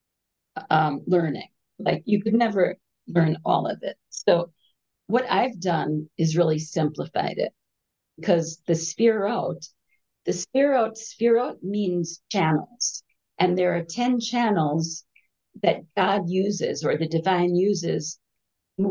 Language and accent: English; New York, United States; moved away as an adult; now in Jerusalem, Israel; I grew up in New York